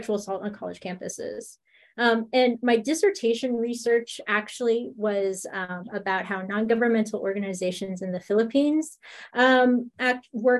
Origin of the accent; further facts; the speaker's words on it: United States; I'm Filipino American. I was born in the States, but my parents, my grandparents, Filipino.